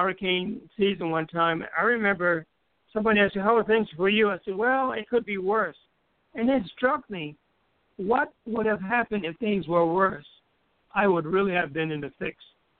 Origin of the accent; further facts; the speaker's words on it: U.S. Virgin Islands; I grew up in the Virgin Islands, and one of the habits we have is